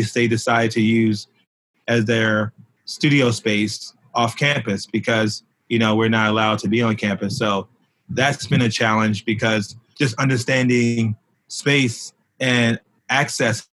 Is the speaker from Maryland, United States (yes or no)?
yes; Baltimore, Maryland, United States; moved away as an adult; now in New York, United States; when I was in elementary school in Baltimore, which is my hometown